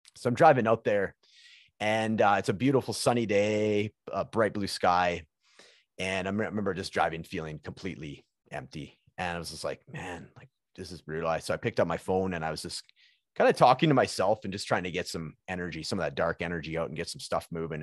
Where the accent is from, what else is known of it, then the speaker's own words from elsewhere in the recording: British Columbia, Canada; moved away as an adult; also born or lived in Alberta; now in Edmonton, Canada; So I'm from British British Columbia, which is kind of like where Vancouver is in that area of, of Canada.